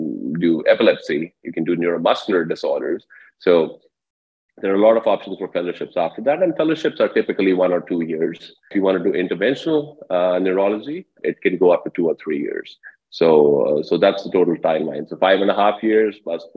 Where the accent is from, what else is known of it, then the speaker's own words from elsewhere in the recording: India; moved away; I grew up in India, a small town in India